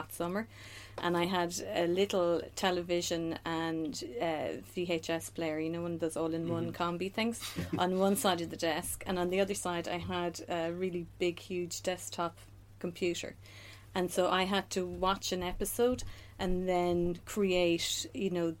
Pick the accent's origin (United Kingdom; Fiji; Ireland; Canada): Ireland; Sligo, Connacht; moved away as an adult; now in Dublin, Ireland; I'm from Sligo